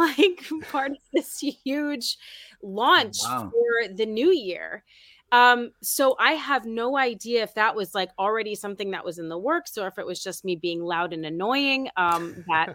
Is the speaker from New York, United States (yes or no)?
yes; New York City, New York, United States; also born or lived in Oneonta, New York; I'm from New York City